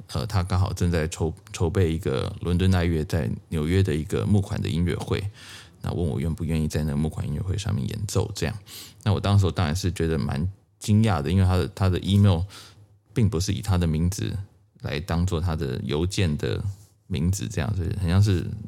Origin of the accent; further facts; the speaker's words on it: Tainan, Taiwan; now in United States; 我的第一个启蒙老师在台湾，呃，我是台南人，呃，我的第一位小提琴老师叫王立文